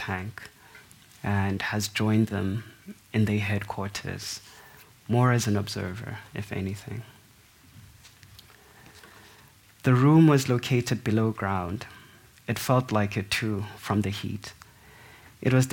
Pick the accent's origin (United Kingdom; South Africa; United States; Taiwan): South Africa; To me, as a South African